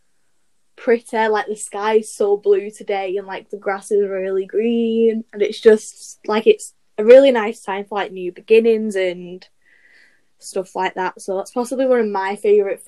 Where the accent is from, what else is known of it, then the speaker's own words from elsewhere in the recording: Salford, North West England, United Kingdom; accent: Salfordian; also born or lived in Trafford (born); I'm 17. I'm from Salford